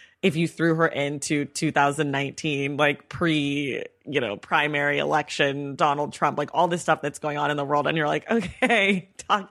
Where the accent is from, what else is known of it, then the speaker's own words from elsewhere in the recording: California, United States; I grew up in California